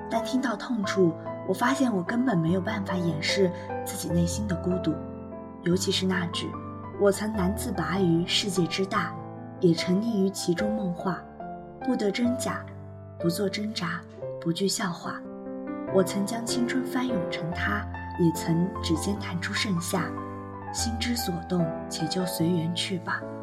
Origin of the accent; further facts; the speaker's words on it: Anhui, China; 虽然我不是一个北方人，但是安徽的话是在中国的中部地区，就像我们那里去年还是下了一场非常大的雪